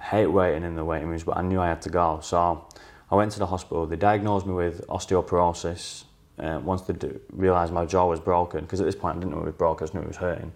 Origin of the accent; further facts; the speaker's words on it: outskirts of Manchester, North West England, United Kingdom; I was offered a job back in my hometown, so on the out, in the outskirts of Manchester